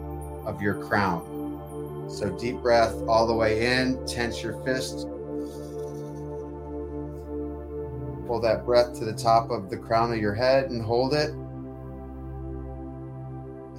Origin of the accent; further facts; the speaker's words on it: Detroit, Michigan, United States; moved away; Detroit where I came from